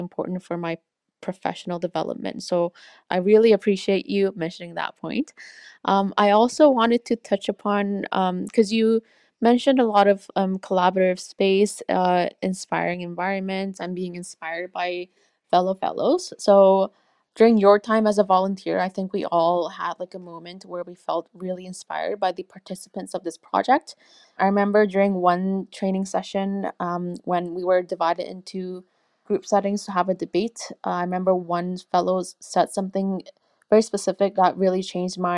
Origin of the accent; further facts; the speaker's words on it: Canada; growing up in Canada